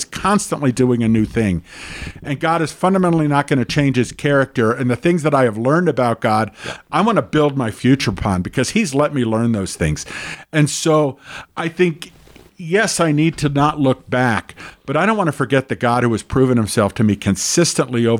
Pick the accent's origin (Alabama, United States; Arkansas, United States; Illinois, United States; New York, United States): New York, United States; New York City; I grew up in the New York City area